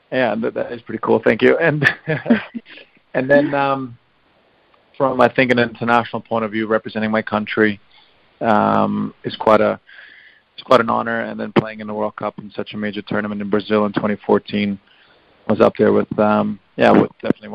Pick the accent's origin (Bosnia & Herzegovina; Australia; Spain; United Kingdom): Bosnia & Herzegovina; wanting to represent my home country, and probably for football reasons at the time as well, it was the best decision for me to go to play for Bosnia